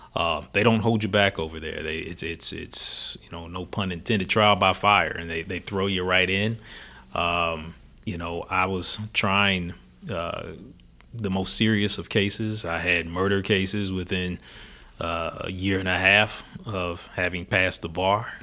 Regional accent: Louisville, Kentucky, United States; also born or lived in Illinois; Louisville is home for me. I was born here in Louisville, uh, born West End on South Forty-fifth Street

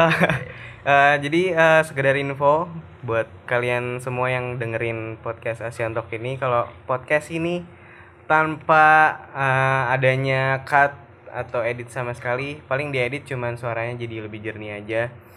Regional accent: Indonesia; gue sendiri juga dari Indonesia

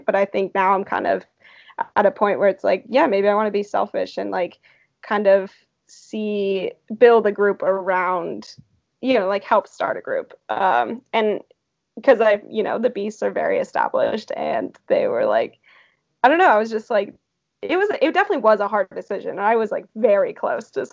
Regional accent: California, United States; I'm from California originally

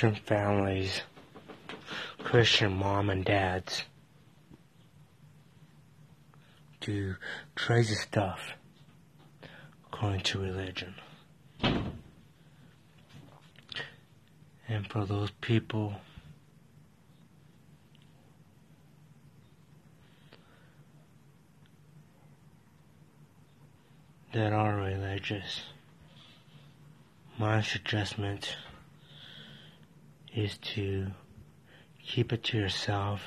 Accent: Colorado, United States; from Colorado

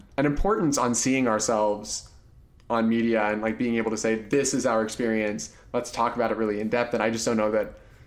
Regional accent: Midwest, United States; I grew up in the Midwest and mostly white neighborhoods

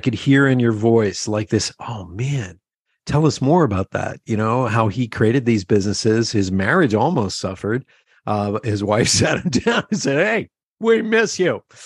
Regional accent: Pennsylvania Dutch area, United States; We're from that, you know, that uh, Pennsylvania Dutch area

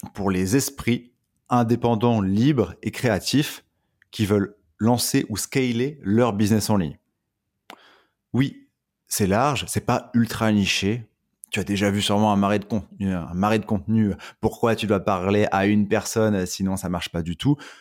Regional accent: Dunkirk, Hauts-de-France, France; je viens de Dunkerque

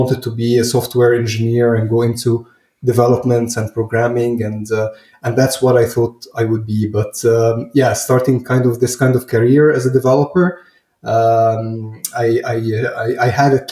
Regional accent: Cairo, Cairo Governorate, Egypt; moved away as an adult; now in Berlin, Germany; I'm from Cairo, Egypt.

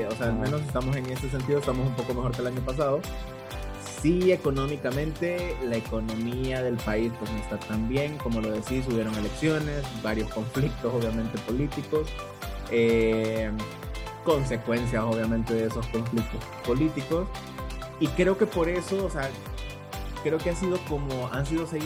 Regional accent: Santa Ana, El Salvador; es de mi tierra Ciudad Morena

